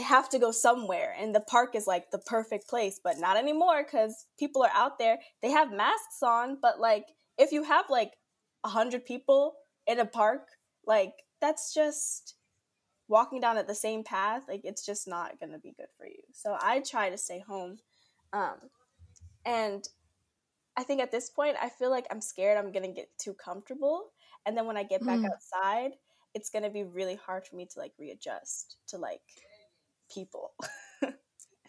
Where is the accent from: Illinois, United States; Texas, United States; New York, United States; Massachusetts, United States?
New York, United States; Brooklyn; from Brooklyn, New York, born and raised here all my life